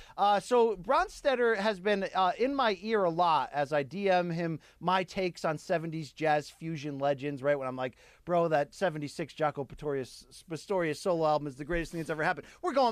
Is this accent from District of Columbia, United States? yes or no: no; Naugatuck, Connecticut, United States; my hometown, Naugatuck, Connecticut